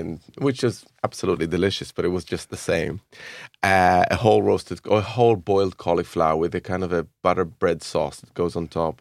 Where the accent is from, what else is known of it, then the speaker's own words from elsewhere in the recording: Jerusalem, Jerusalem District, Israel; I grew up in Jerusalem in the seventies and nineteen eighties